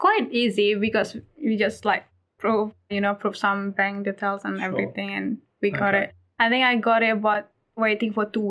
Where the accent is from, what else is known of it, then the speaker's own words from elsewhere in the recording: Medan, North Sumatra, Indonesia; moved away as an adult; now in Drouin, Australia; I'm from Indonesia. Excellent. Whereabouts? In Medan, not Sumatra.